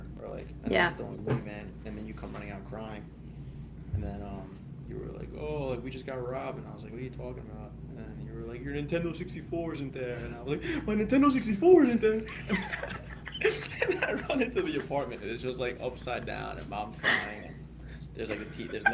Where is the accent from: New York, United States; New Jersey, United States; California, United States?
New York, United States; Rockville Centre; also born or lived in Oceanside, New York; I was born and raised in Oceanside, New York. Well, technically Rockville Center in our apartment building